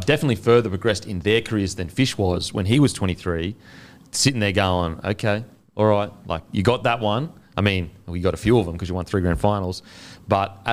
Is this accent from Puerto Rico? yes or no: no; New Zealand; as a Kiwi